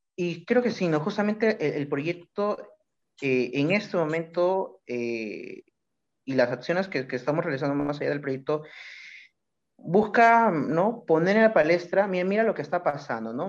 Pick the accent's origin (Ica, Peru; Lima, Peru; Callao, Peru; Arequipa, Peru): Callao, Peru; soy del Callao